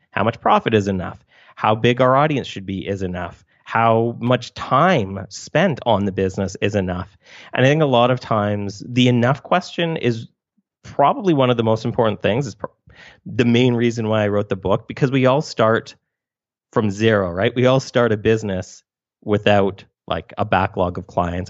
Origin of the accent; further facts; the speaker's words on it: Canada; I'm also Canadian